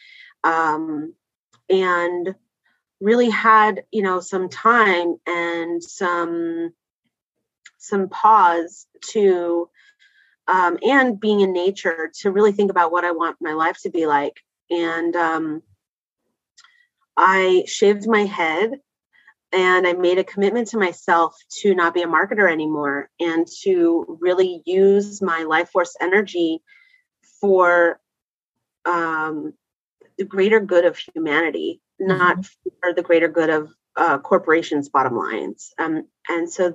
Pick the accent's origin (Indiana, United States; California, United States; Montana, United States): California, United States; Bay Area; also born or lived in Canada / London, England / San Diego; And then we moved to California. And in California, we lived in the Bay Area, and it was a great place to grow up